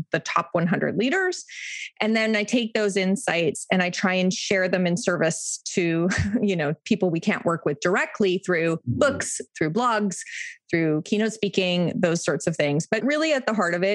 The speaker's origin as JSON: {"language": "English", "town": "Toronto", "region": "Ontario", "country": "Canada", "tie": "born or raised there", "said": "I live in Toronto and have lived in Toronto or very close to Toronto my whole life."}